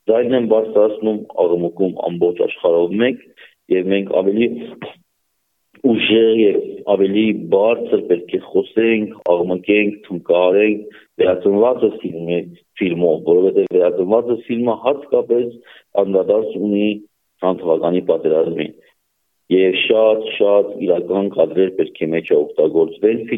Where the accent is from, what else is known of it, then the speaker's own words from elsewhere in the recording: Nagorno-Karabakh, Azerbaijan; Ոչ միայն այն պատճառով Արցախ Արցախից եմ ես, ոչ միայն այն պատճառով Արցախի մեջ եմ մեծացել